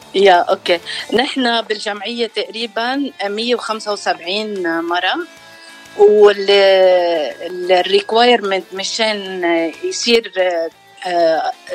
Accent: Lebanon; moved away as an adult; now in Los Angeles, United States; أنا من لبنان خلقت بلبنان وربيت بلبنان وتجوزت وجيت على أمريكا صار لي 27 سنة هون

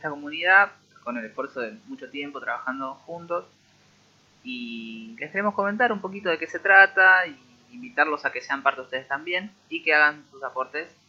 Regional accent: Rosario, Santa Fe, Argentina; somos de Rosario.

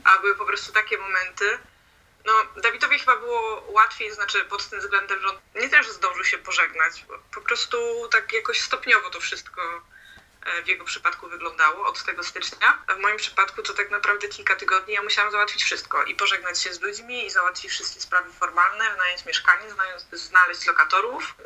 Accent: Poland; moved away as an adult; now in Sweden; jesteśmy z Polski

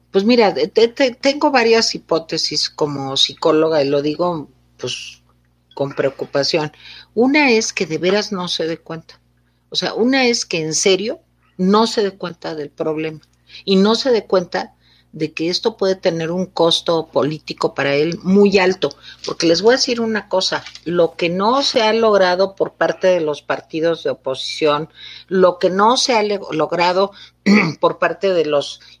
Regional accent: San Felipe Tlalmimilolpan, State of Mexico, Mexico; es como de Ángel Garaza en el papel del cura de mi pueblo, de San Felipe Tlalmimelolpan

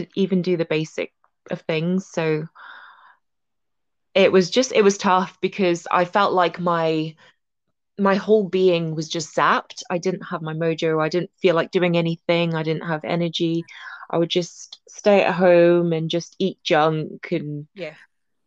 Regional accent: Malaysia; I grew up in Malaysia

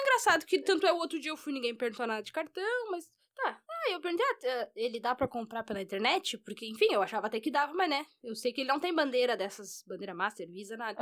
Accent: Rio Grande do Sul, Brazil; Eu sou gaúcha, eu sou gaúcha

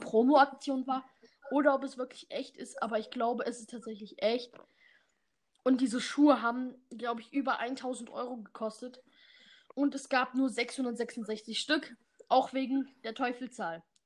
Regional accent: Germany; also born or lived in Bad Harzburg, Lower Saxony; Wir sind Deutsche

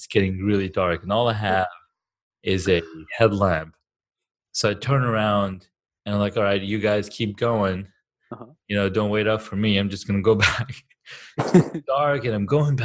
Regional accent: Saudi Arabia; also born or lived in Karachi, Pakistan; now in Colorado, United States; I grew up in Saudi Arabia, like when I was 7, because I was born in Karachi, Pakistan

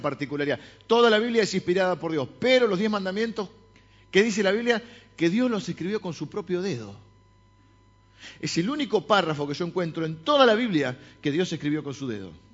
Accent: La Plata, Buenos Aires Province, Argentina; yo nací en La Plata, mi hermana también

